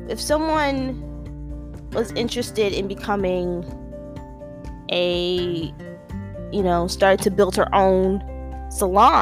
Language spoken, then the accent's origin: English; New York City, New York, United States; I'm a New Yorker, and I'm also, depending on who you talk to, about fourth generation New Yorker on my mom's side, third generation New Yorker on my father's